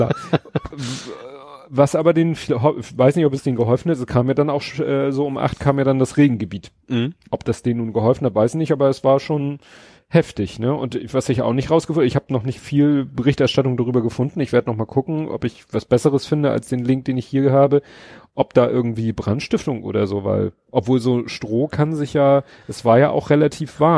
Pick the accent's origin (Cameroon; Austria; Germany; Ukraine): Germany; Hamburg; ich habe meine Kindheit und Jugend bin ich in Stadthob aufgewachsen. Meine Eltern wohnen da ja immer noch in der Wohnung.